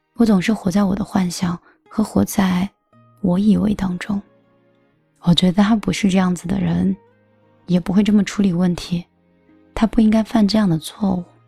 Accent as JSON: {"language": "Chinese", "region": "northern China", "country": "China", "said": "我是北方人"}